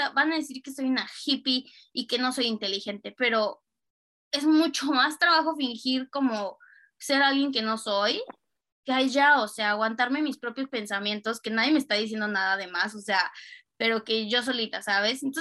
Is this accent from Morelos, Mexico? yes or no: yes; Cuernavaca, Morelos, Mexico; also born or lived in Mexico City, Mexico / Germany; Y ya vivía sola en Ciudad de México, pero iba los, los fines a Cuernavaca, que es de donde yo soy, a ver a mi familia